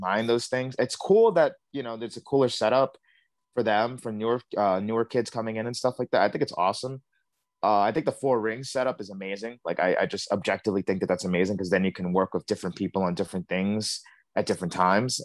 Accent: New York City, New York, United States; I grew up in Bed-Stuy my whole life

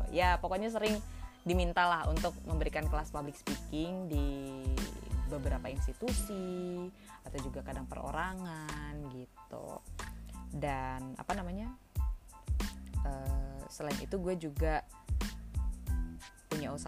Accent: Medan, North Sumatra, Indonesia; moved away as an adult; Aku asalnya dari Medan, eh, lahir di kota Medan. Dari kecil di sana sampai SMA gitu. Nah, tapi pas kuliah aku kuliah di UI merantau ke Jakarta well enggak sih technically Jawa Barat sih karena di Depok kan UI yang di Depok

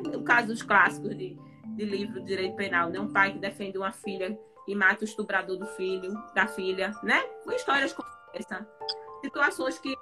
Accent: Recife, Pernambuco, Brazil; moved away; sou recifense, morro de saudade de Pernambuco

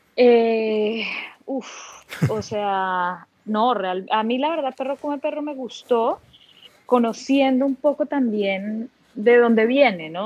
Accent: Bogotá, Colombia; now in Cartagena, Colombia; Y aquí sigo en Cartagena, efectivamente soy bogotana

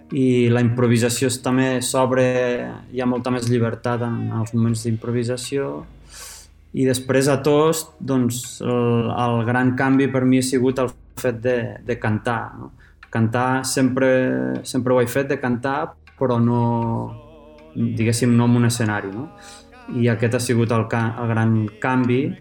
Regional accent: La Seu d'Urgell, Catalonia, Spain; sóc l'únic de la meva família que sóc nascut a la Seu

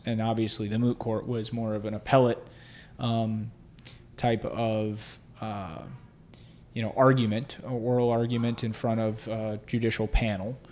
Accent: South Florida, United States; also born or lived in Hollywood, Florida / Boca Raton, Florida / Weston, Florida; So I grew up in, uh, South Florida

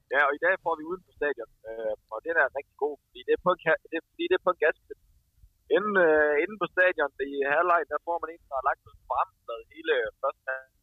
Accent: northern North Jutland, North Denmark Region, Denmark; Men jeg er fra Nordnordjylland

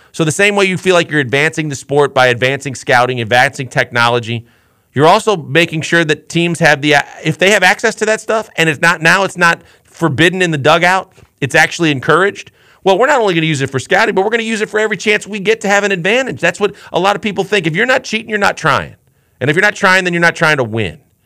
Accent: Milwaukee, Wisconsin, United States; I was blessed enough growing up in Milwaukee, Wisconsin

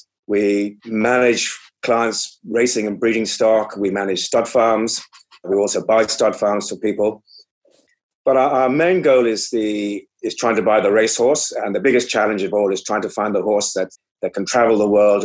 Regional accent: Ireland; also born or lived in England; I was born in Ireland, raised on a family farm surrounded by racehorses.

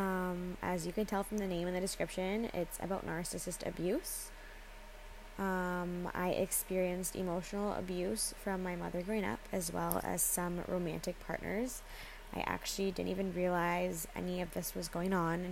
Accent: Canada; I am a 21-year-old female born and raised in Canada

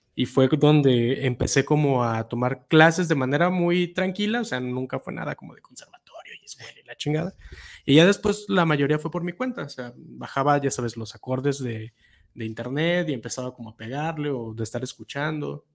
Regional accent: Guadalajara, Jalisco, Mexico; yo soy de aquí de Guadalajara. Yo normalmente digo que soy casi, casi igual de tapateo que el tejuino, porque nací muy cerca del centro y crecí también muy cerca del centro.

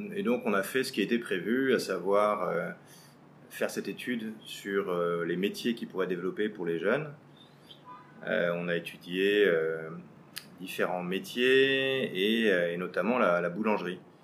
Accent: Paris, Île-de-France, France; moved away as an adult; now in Vietnam; je suis né et j'ai grandi à Paris

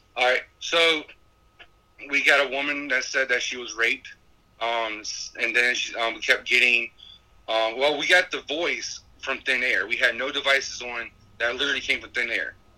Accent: Petersburg, Virginia, United States; we're from Petersburg, Virginia, and we're a local paranormal group

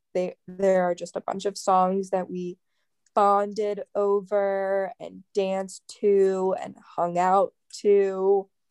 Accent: United States; as an American

